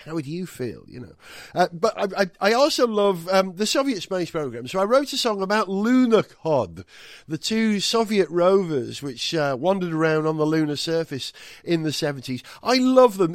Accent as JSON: {"language": "English", "region": "Wales", "country": "United Kingdom", "tie": "born or raised there", "first_language": "Welsh", "second_language": "English", "moved": "yes", "said": "I'm, I'm born and bred in Wales, but I haven't lived there since nineteen eighty-one."}